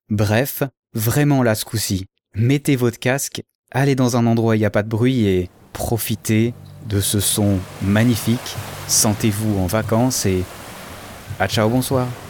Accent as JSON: {"language": "French", "country": "Switzerland", "said": "je suis suisse"}